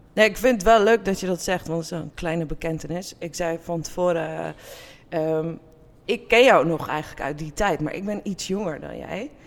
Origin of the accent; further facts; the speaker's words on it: Wormerveer, North Holland, Netherlands; ik groeide op in Wormerveer